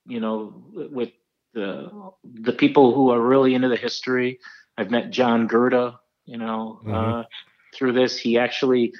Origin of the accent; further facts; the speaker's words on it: Milwaukee, Wisconsin, United States; moved away; also born or lived in Twin Cities, Minnesota / New Jersey; I'm originally from Milwaukee. I've left twice and I came back twice. I lived in the Twin Cities and I lived out east in New Jersey.